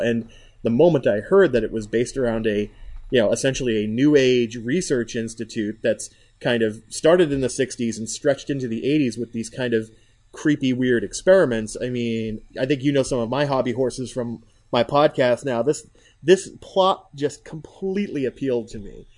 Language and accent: English; United States; I'm an American